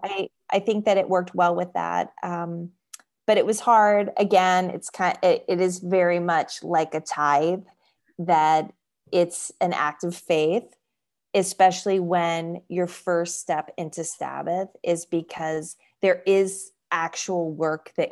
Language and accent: English; Florida, United States; born there; So I was born in South Florida, but my family and I moved here 11 years ago from right outside the Washington, D.C. beltway.